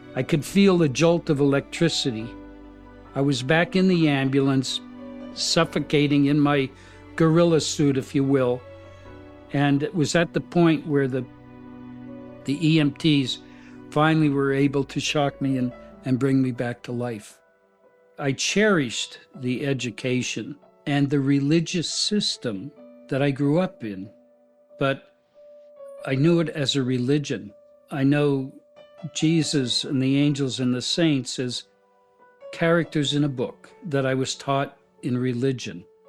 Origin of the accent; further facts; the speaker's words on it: Hazleton, Pennsylvania, United States; moved away as an adult; also born or lived in New York; I was born and raised in Hazleton, Pennsylvania